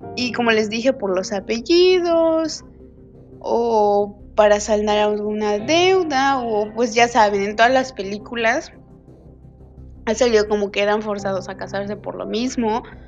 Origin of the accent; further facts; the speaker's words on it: Mérida, Yucatán, Mexico; soy de Mérida, Yucatán